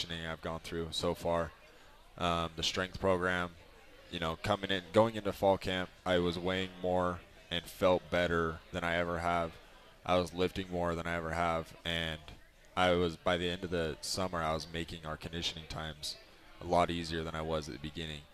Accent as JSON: {"language": "English", "region": "Utah", "country": "United States", "tie": "born or raised there", "said": "I grew up in Utah County almost"}